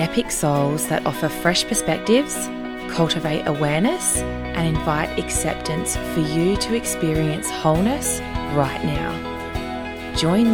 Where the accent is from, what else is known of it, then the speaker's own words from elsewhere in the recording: Australia; I live in Australia, I grew up in Australian society